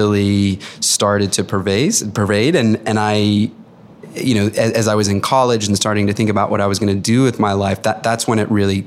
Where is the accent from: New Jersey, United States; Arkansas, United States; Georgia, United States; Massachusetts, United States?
Massachusetts, United States; outside of Boston; I grew up outside of Boston